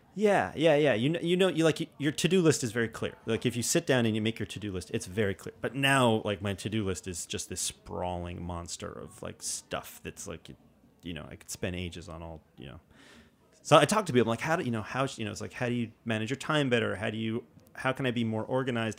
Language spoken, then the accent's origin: English; New York City, New York, United States; growing up in New York City